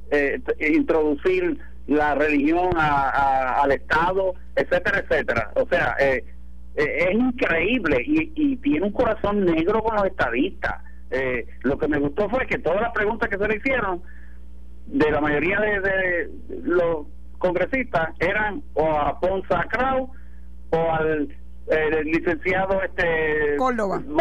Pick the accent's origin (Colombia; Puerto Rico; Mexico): Puerto Rico; also born or lived in Río Piedras, San Juan; mi pueblo de Puerto Rico